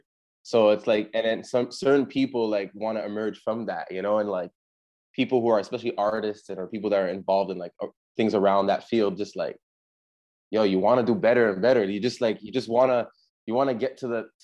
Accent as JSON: {"language": "English", "town": "Montreal", "region": "Quebec", "country": "Canada", "tie": "born or raised there", "moved": "yes", "said": "I'm born in Canada. I'm born in Montreal, but I'm half Jamaican."}